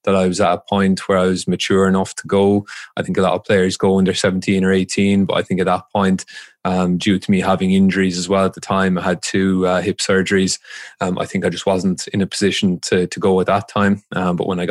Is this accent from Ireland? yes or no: yes; Waterford, Munster, Ireland; moved away as an adult; also born or lived in Dublin, Ireland; I just played for youth teams around Ireland where I grew up